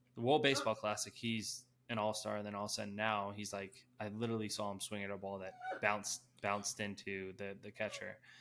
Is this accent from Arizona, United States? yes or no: no; Denver, Colorado, United States; I'm from Denver, so gotta rep the city.